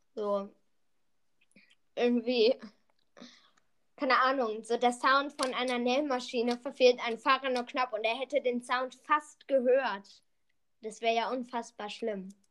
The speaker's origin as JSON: {"language": "German", "region": "Berlin", "country": "Germany", "said": "wir sind drei, zwei Berliner Jungs"}